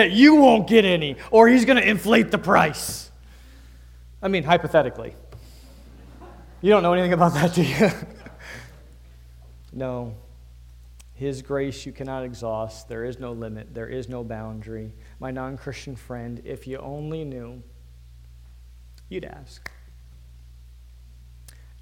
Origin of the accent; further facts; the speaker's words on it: D.C., Northern Virginia, United States; I'm from Northern Virginia, D.C., concrete jungle